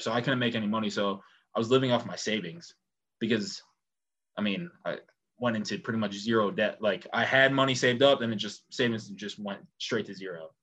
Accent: upstate New York, United States; I truly say my hometown's to New York. Okay. So far south of Syracuse

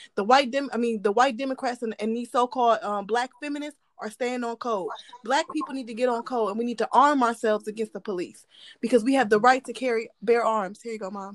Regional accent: Ohio, United States; I'm from Ohio

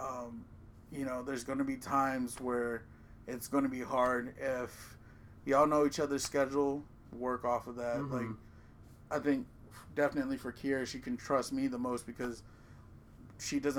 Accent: Maryland, United States; I'm from Maryland

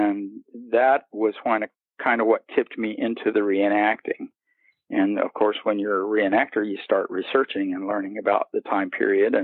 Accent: Missouri, United States; moved away as an adult; also born or lived in Central Florida; now in Florida, United States; I'm in Florida now. I grew up in Missouri, and I moved here about 9 years ago.

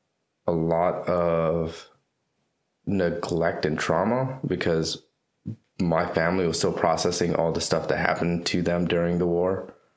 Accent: North Carolina, United States; I was born in North Carolina, but my parents are from Vietnam. They were first, they immigrated here right after the Vietnam War.

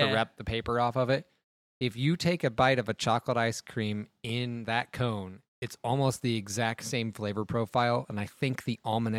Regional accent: Greencastle, Indiana, United States; Like, I grew up in Greencastle, small town, much like Logansport

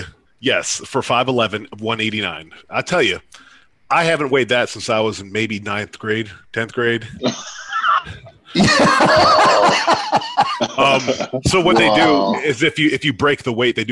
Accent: Erie, Pennsylvania, United States; moved away; I'm from Erie, Pennsylvania

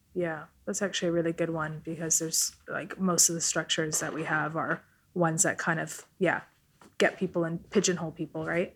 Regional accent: Vancouver, British Columbia, Canada; first language Italian; English is a second language; I grew up in Vancouver, Canada

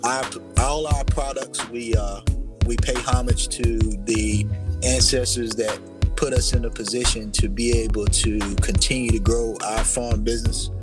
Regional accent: United States; I was born in Warren County

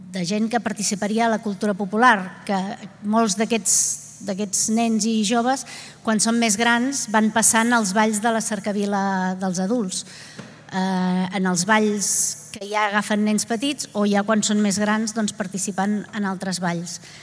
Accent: Vilanova i la Geltrú, Catalonia, Spain; jo que sóc de Vilanova

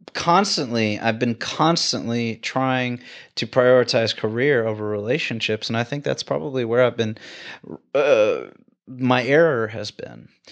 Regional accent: Houston, Texas, United States; moved away; I like being a Texan, man. I mean, like, I'm from Houston

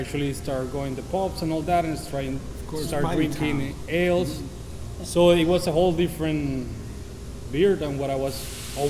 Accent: Venezuela; moved away as an adult; also born or lived in Brighton, England; now in Miami, United States; We are from Venezuela, all the owners. We are family-owned business.

